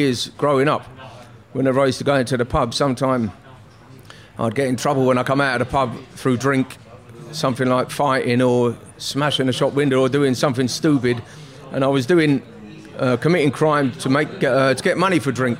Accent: London, United Kingdom; I was from North West

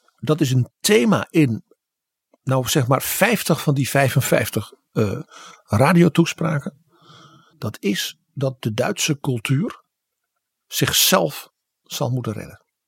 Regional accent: Netherlands

